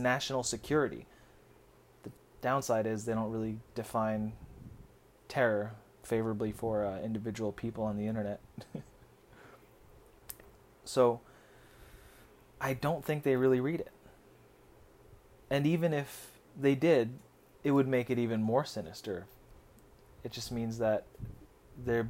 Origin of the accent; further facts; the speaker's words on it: United States; also born or lived in Philippines; As a Filipino American with a dual citizenship